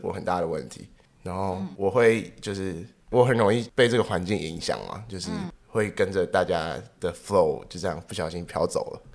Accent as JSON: {"language": "Chinese", "town": "Taipei", "country": "Taiwan", "said": "我台北人嘛"}